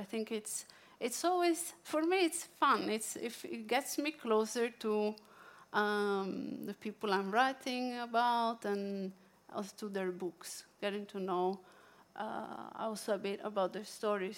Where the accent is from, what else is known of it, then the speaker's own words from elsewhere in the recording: Italy; accent: Italian; English is a second language; now in Norway; my Italian accent